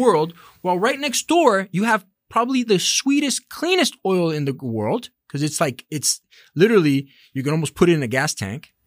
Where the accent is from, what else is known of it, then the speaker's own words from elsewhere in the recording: Miami, Florida, United States; I was born in Miami and, and I'm of Latin descent.